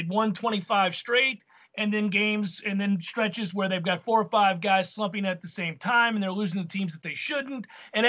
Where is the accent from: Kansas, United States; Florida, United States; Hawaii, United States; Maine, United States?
Florida, United States; St. Petersburg; Cocoon was shot a block from where I grew up in St. Pete